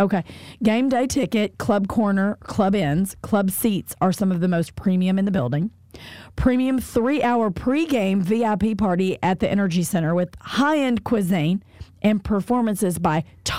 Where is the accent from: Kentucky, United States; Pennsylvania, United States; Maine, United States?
Kentucky, United States; I'm from Kentucky.